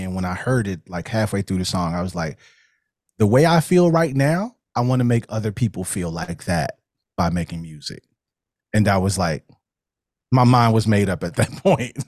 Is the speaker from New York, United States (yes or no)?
no; Chicago, Illinois, United States; moved away as an adult; also born or lived in Cincinnati area, Ohio; born and raised in Chicago on the West Side